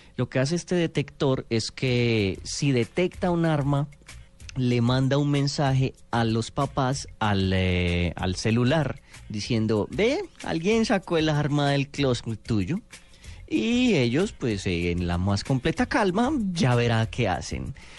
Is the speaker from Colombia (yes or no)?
yes; Colombia